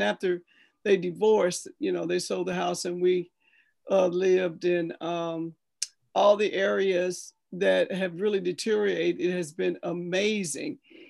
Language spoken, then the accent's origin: English; St. Louis, Missouri, United States; I grew up in St. Nicholas. That was one of my best experiences in the community. And we lived in O'Fallon Place. That was the tall high rise.